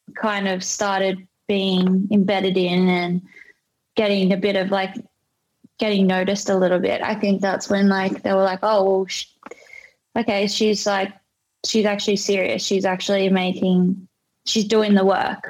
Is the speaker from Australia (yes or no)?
yes; Australia